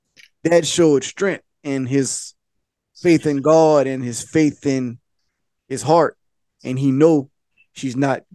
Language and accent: English; Louisiana, United States; and we're from Louisiana